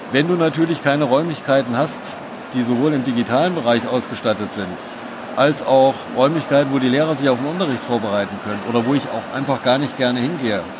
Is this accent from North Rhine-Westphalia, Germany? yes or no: no; Hesse, Germany; Sie sind Schülervertreterin, ich bin auch aus Hessen.